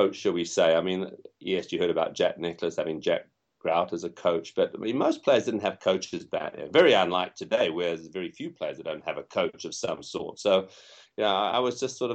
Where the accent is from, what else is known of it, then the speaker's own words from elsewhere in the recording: Zimbabwe; moved away; also born or lived in England / Southern Africa; I'm from England originally, probably can tell by my accent, but I grew up in Africa and spent time in a country which is now known as Zimbabwe